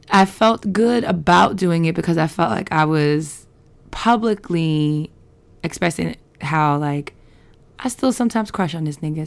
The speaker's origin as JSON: {"language": "English", "town": "New York City", "region": "New York", "country": "United States", "tie": "born or raised there", "moved": "yes", "said": "I'm from Queens and I grew up on a block with people from the island"}